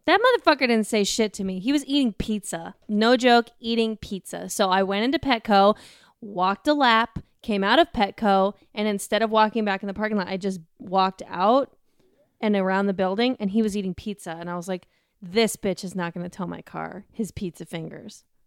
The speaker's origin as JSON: {"language": "English", "town": "Denver", "region": "Colorado", "country": "United States", "tie": "born or raised there", "said": "I grew up in Colorado, and yeah, Denver"}